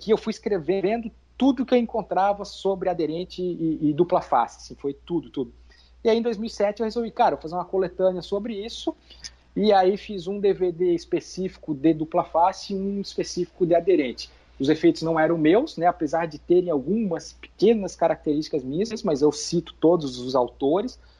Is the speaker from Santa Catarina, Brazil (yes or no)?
yes; Itajaí, Santa Catarina, Brazil; que eu sou de Itajaí, Santa Catarina.